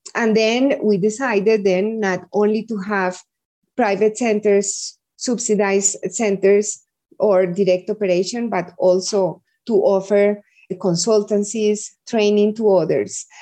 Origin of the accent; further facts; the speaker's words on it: Medellin, Antioquia, Colombia; I was born in Medellin. Medellin is the second biggest city in Colombia